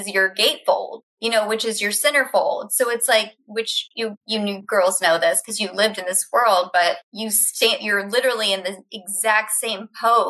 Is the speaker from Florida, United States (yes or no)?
yes; Florida, United States; moved away; also born or lived in London; I'm from Florida